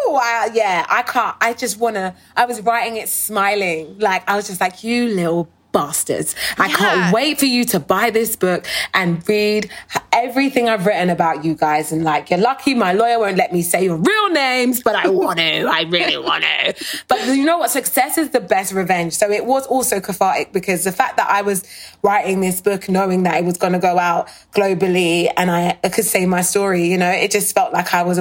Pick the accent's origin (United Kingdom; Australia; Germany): United Kingdom; moved away as an adult; now in United States; I was born in the UK. I've only been living in America for 3 years.